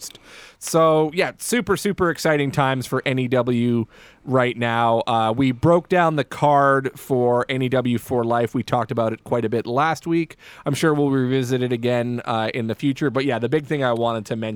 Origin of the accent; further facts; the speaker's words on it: Surrey, British Columbia, Canada; I grew up in Wally